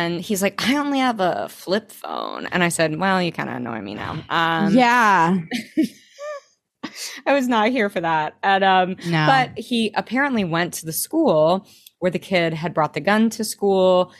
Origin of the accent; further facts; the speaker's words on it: Arkansas, United States; I grew up in Arkansas